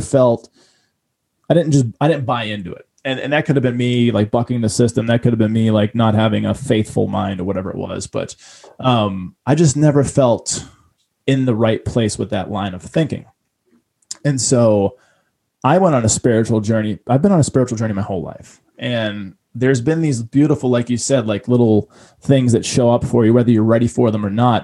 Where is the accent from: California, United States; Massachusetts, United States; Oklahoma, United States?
Massachusetts, United States; Boston; I grew up in Boston and I grew up very humbly, but I grew up right in front of the ocean.